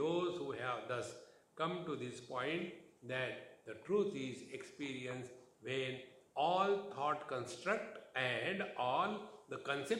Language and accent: English; Mumbai, Maharashtra, India; Don't you know I am from Mumbai? And what happens in Mumbai? In Maharashtra, everything is maha, not chota.